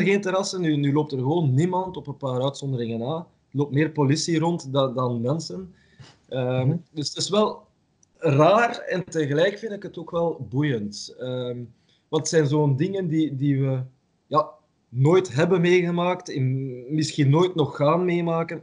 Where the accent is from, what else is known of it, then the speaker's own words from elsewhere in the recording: Ghent, Flanders, Belgium; ik ben van Gent, ik woon in Gent